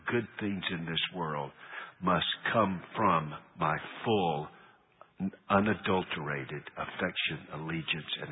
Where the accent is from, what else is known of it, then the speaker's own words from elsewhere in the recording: United States; I'm an American